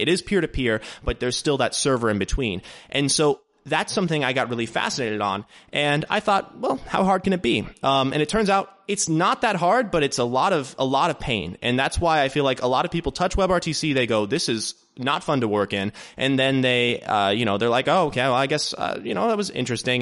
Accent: Dayton, Ohio, United States; also born or lived in Columbus, Ohio; based in Dayton, Ohio, which is actually my hometown

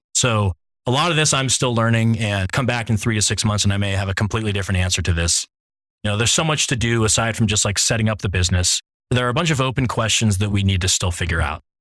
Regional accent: Ohio, United States; now in San Francisco, United States; I have a large extended family in Pittsburgh, even though I grew up in Ohio.

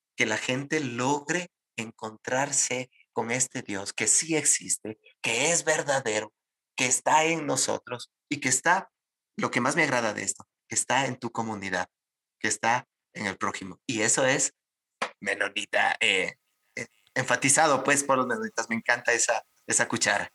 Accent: Ecuadorian Sierra, Ecuador; yo soy serrano

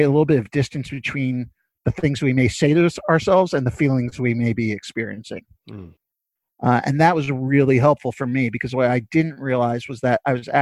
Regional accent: New York City, New York, United States; I'm from Brooklyn, born and raised, still living there

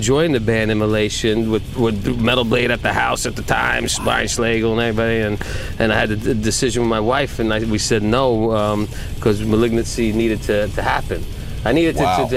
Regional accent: Yonkers, New York, United States; I grew up in Yonkers

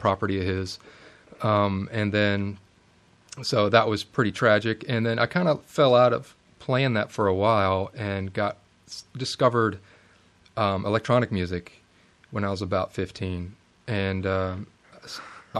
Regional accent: Richmond, Virginia, United States; I'm from the Richmond area of Virginia, born and raised.

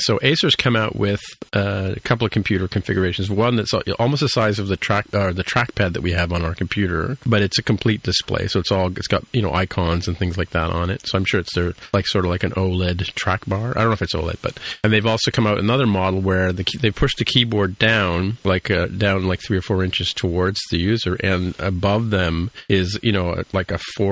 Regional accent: Toronto, Ontario, Canada; I grew up in Etobicoke

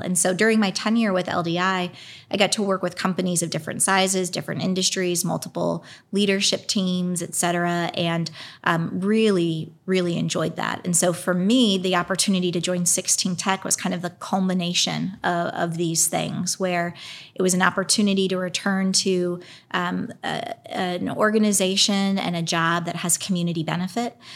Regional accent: Pennsylvania, United States; now in Indianapolis, United States; I grew up primarily in Pennsylvania. I was born in Indianapolis

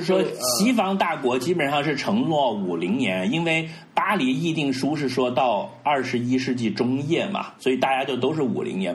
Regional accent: China; 我们自己作为一个中国人

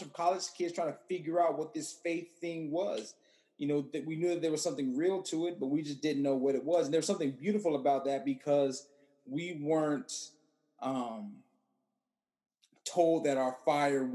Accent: Washington, District of Columbia, United States; also born or lived in New Jersey; now in Tampa, United States; born and raised in Washington, D.C.

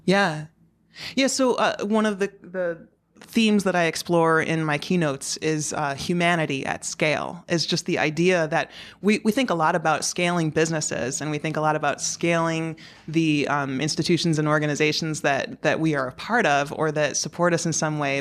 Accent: Chicago South suburbs, Illinois, United States; moved away as an adult; also born or lived in San Jose / Dusseldorf / Portland / Nashville; now in New York City, United States; the Chicago South suburbs

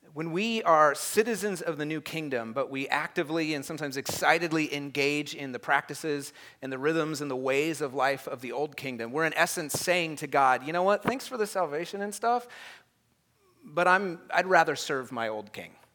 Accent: United States

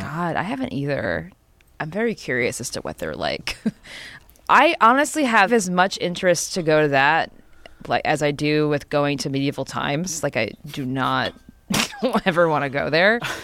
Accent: New Jersey, United States; I'm from New Jersey.

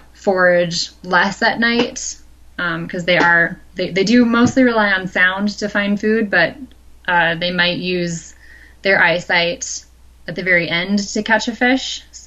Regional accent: Midwest, United States; like me growing up in the Midwest, everyone lives in a watershed

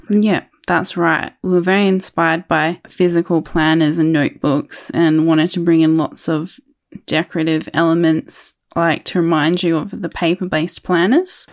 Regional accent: Adelaide, South Australia, Australia; I'm from Adelaide, South Australia

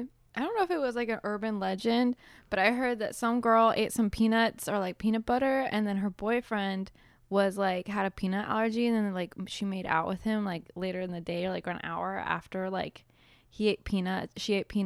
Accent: California, United States; 'cause I grew up in Southern California, you grew up in Ohio.

